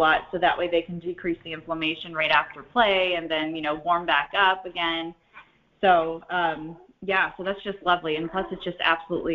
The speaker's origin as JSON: {"language": "English", "region": "Ohio", "country": "United States", "tie": "born or raised there", "moved": "yes", "said": "I was born and raised in Ohio"}